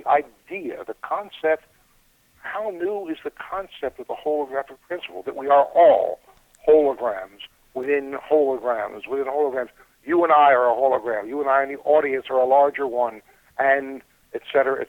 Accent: United States; I was born in the United States, I speak English

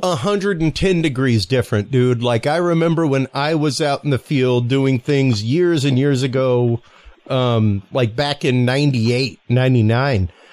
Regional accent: United States; I am American

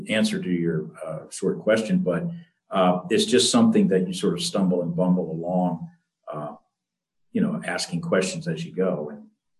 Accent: Florida, United States; I mean, when I was growing up, I grew up near the Everglades, actually, in South Florida.

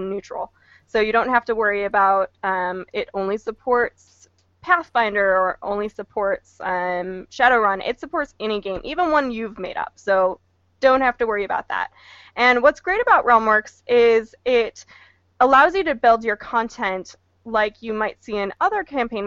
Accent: Midwest, United States; moved away; I grew up in the Midwest, so Gen Con was actually my local con.

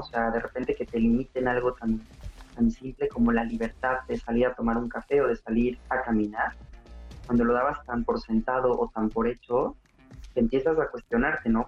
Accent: Puebla, Mexico; moved away as an adult; also born or lived in Italy; now in Barcelona, Spain; soy poblano, orgullosamente. Bueno, soy mexicano y español, tengo las dos nacionalidades

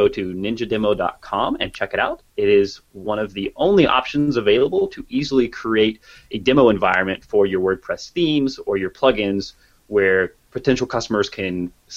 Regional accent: Kansas, United States; I'm from Kansas

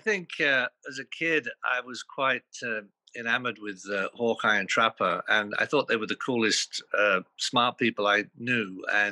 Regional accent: Louth, East Midlands, United Kingdom; born there; I was born in Lincolnshire in a town called Louth, which happens to be on Greenwich Meridian.

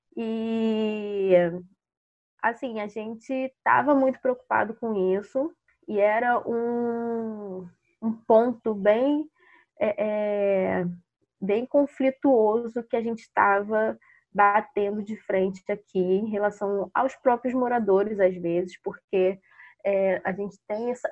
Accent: Baixada Fluminense, Rio de Janeiro, Brazil; moved away; Eu era moradora da Baixada Fluminense, eu nasci na Baixada Fluminense e depois que eu me mudei para Cari

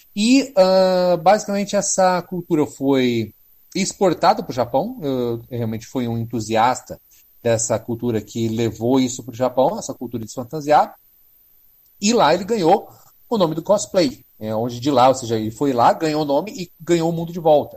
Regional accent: Paraná, Brazil; also born or lived in Londrina, Paraná; eu morava em Londrina, no Paraná. Sim, eu sou paranaense

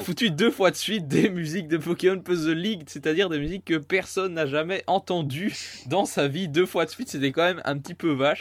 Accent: Belgium; je suis belge

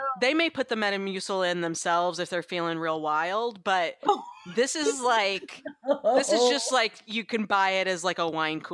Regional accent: the South, United States; Well, I grew up in the South. I do say Reese's Pieces sometimes when I'm not paying attention.

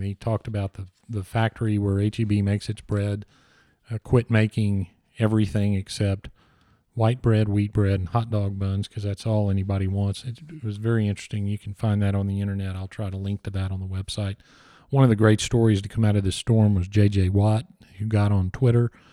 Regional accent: Texas, United States; we're Texans

